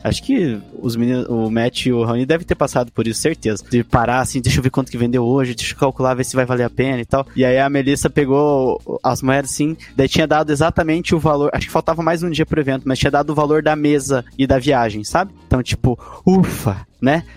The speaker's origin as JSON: {"language": "Portuguese", "town": "Ponta Grossa", "region": "Paraná", "country": "Brazil", "said": "Nós somos de Ponta Grossa, no Paraná, assim, interior"}